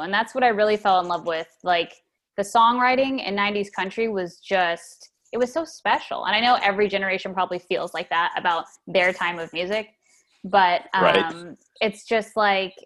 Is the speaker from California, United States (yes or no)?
yes; Fremont, California, United States; moved away as an adult; also born or lived in Lake Berryessa, Napa Valley, California; now in Nashville, United States; I grew up in Fremont, California in the suburbs when I was really young. And then we moved up to Napa Valley to a place called Lake Berryessa